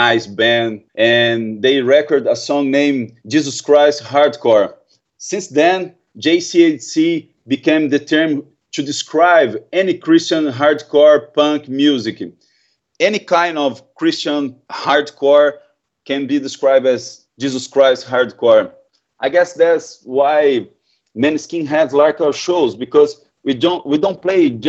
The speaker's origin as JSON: {"language": "English", "country": "Brazil", "second_language": "English"}